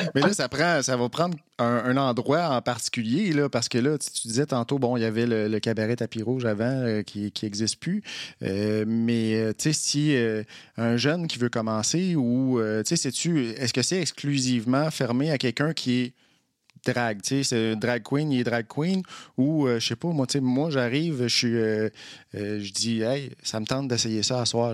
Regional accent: Trois-Rivières, Quebec, Canada; moved away; also born or lived in Montreal; je suis originaire de Trois-Rivières. J'ai habité à Montréal pendant plusieurs années.

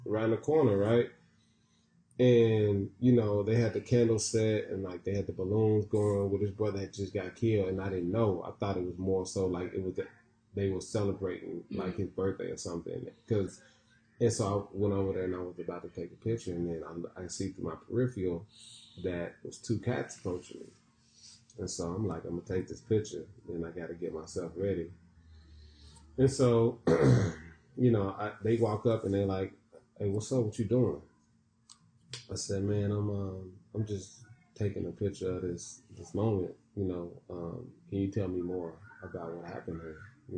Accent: Tulsa, Oklahoma, United States; now in Houston, United States; I'm from Tulsa, Oklahoma.

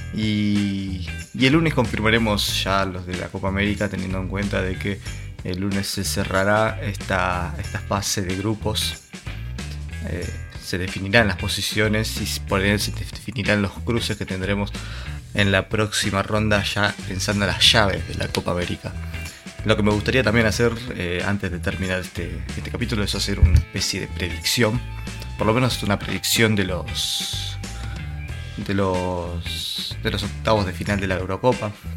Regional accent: Argentina

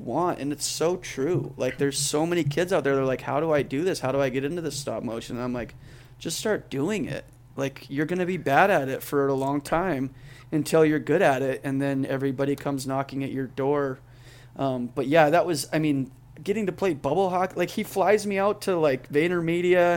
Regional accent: Canada; now in Boise, United States; I grew up in Canada

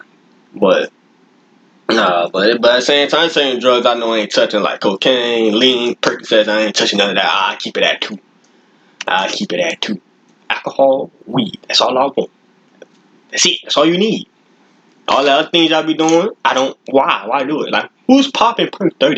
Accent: Florida, United States; I'm from Florida.

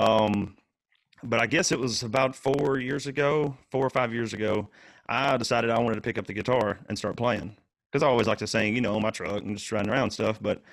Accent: Lexington, Tennessee, United States; I'm from Lexington, Tennessee.

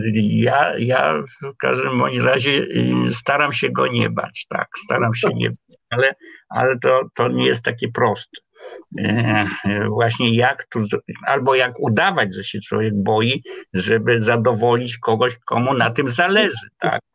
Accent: Kraków, Lesser Poland, Poland; Urodziłem się w Krakowie y, na ulicy Kanoniczej, no i wędrowałem w różne miejsca krakowskie

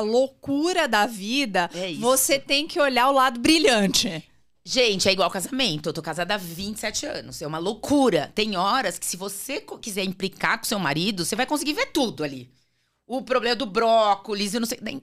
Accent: Natal, Rio Grande do Norte, Brazil; also born or lived in Sertãozinho, São Paulo, Brazil; em 78 a gente foi morar em Natal

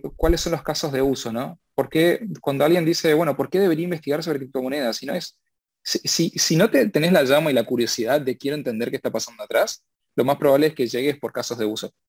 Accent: Argentina; yo soy argentino

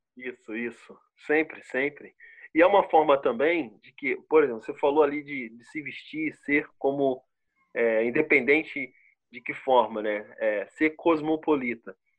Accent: Rio de Janeiro, Brazil; accent: carioca; moved away as an adult; also born or lived in Brusque, Santa Catarina; now in Botuverá, Brazil; eu sou carioca, eu ainda tenho um pouco do sotaque

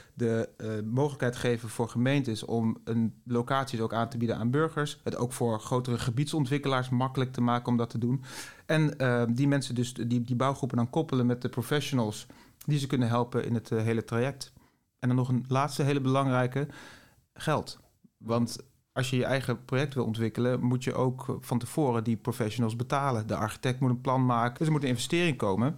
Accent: Netherlands; wij als Nederlanders

